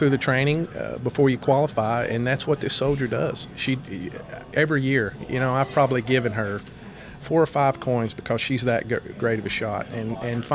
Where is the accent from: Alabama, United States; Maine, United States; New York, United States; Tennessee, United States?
Tennessee, United States; Etowah; my hometown right here